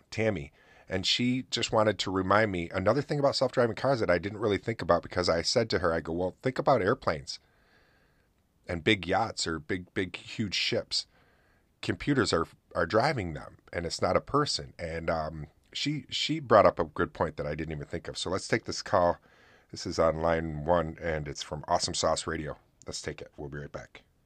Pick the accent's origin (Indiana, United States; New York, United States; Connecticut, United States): New York, United States; Oswego; my hometown